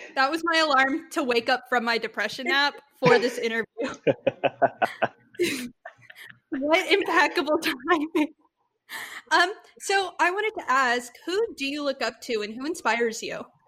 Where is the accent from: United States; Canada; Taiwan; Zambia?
United States; Texas; We're from Texas